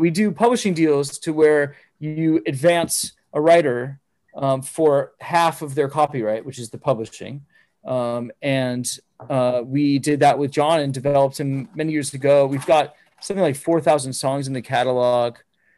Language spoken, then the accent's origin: English; Phoenix, Arizona, United States; I'm from Phoenix, Arizona.